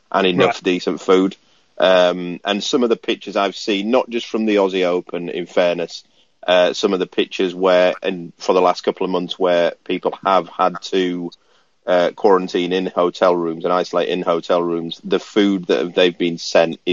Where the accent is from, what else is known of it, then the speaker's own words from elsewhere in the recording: Barnsley, Yorkshire and the Humber, United Kingdom; I'm from Barnsley